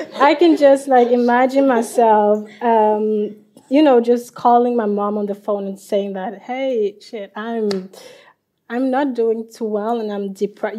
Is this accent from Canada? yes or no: no; Liberia; I'm from Liberia